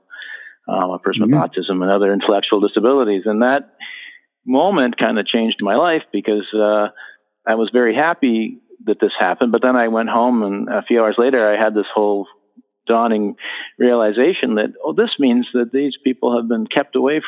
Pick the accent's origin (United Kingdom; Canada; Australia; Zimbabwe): Canada; Ottawa, Ontario; I grew up here in Ottawa and went to the public school system